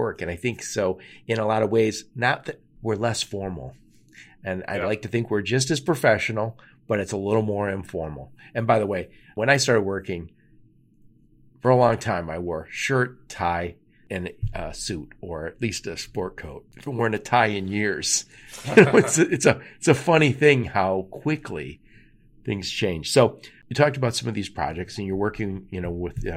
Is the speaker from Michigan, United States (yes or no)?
yes; Detroit, Michigan, United States; I'm from Detroit